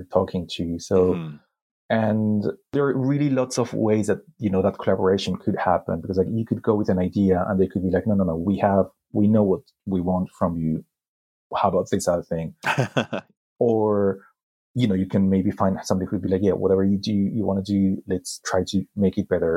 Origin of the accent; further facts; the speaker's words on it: Spain; grew up in Spain. I started publishing in Spain